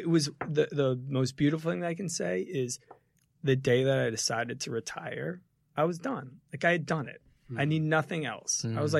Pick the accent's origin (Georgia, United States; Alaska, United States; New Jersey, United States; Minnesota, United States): New Jersey, United States; But yeah, I grew up in the same house that my mom grew up in, down by the beach in New Jersey, small town.